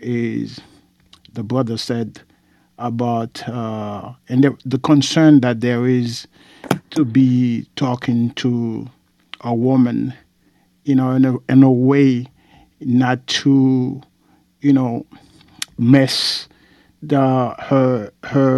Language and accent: English; Haiti; I have brethren from Jamaica and Trinidad, and I'm from Haiti